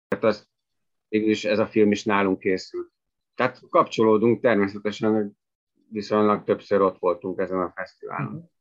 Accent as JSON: {"language": "Hungarian", "region": "Budapest", "country": "Hungary", "moved": "as an adult", "lives_now": "Bánd, Hungary", "said": "Én tényleg budapesti vagyok, és tíz, hát valamivel több mint tíz évvel ezelőtt költöztem Bándra"}